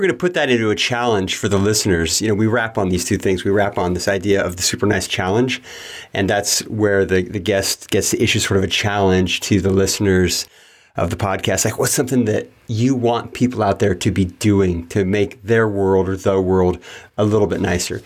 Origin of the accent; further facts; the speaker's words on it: Yuba City, California, United States; also born or lived in Marysville, California; I was born in Yuba City, California